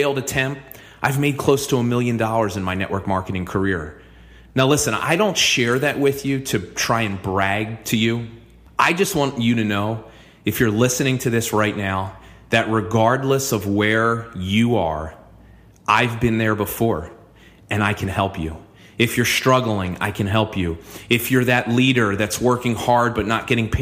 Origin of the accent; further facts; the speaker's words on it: New Jersey, United States; moved away as an adult; now in Philadelphia, United States; I grew up in New Jersey.